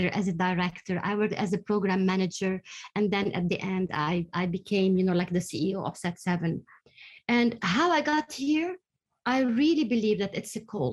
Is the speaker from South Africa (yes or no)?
no; Lebanon; I'm from Lebanon. I was born during the war in Lebanon